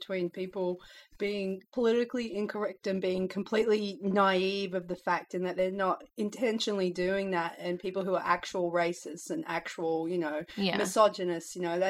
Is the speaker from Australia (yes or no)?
yes; Australia; Like we get constant as a couple because I'm Australian and she's American